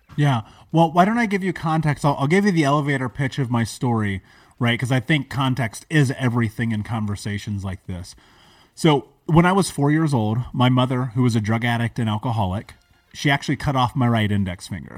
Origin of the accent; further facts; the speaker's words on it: United States; I grew up in America. I grew up in a major city.